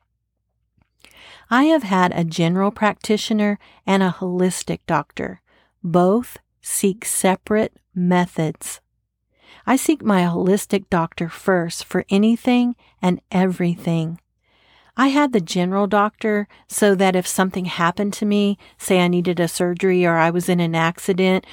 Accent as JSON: {"language": "English", "region": "Texas", "country": "United States", "said": "I'm from Texas"}